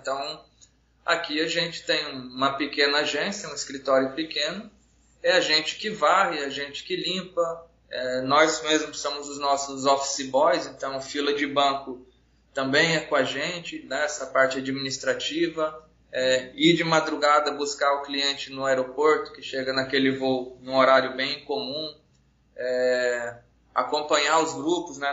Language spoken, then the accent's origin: Portuguese; Paraná, Brazil; now in Roraima, Brazil; eu sou natural do estado do Paraná, mas moro aqui em Roraima já desde 94